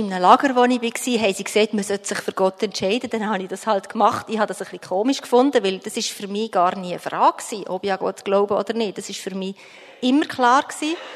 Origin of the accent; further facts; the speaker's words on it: Bern, Switzerland; bin in Bern in der Stadt aufgewachsen, ganz am Stadtrand.